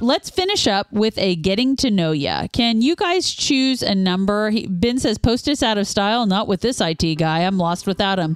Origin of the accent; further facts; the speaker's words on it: Kansas, United States; we're from Kansas.